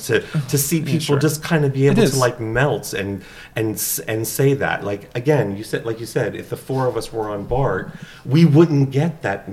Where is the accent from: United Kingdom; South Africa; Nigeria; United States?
United States; East Coast; moved away as an adult; now in San Francisco, United States; we've been in San Francisco for over 20 years. And we come from the East Coast.